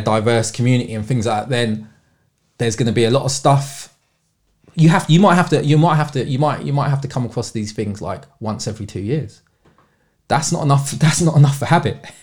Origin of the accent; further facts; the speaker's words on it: London, United Kingdom; I've born and bred in London